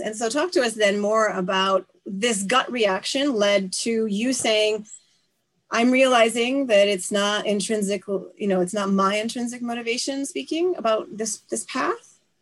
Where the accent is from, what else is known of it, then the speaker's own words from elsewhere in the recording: Canada; now in Japan; I am a Canadian political scientist living and working in Japan